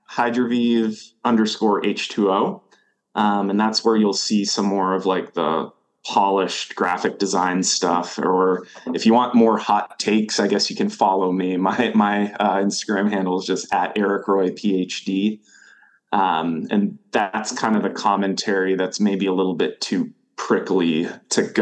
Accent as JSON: {"language": "English", "region": "Maine", "country": "United States", "said": "So I moved back to Maine recently. I'm from Maine, moved away for a little over a decade, and now I'm back."}